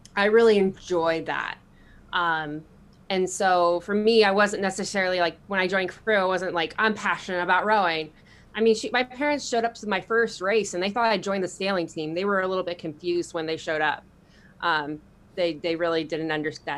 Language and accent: English; San Diego, California, United States; A lot of military growing up in San Diego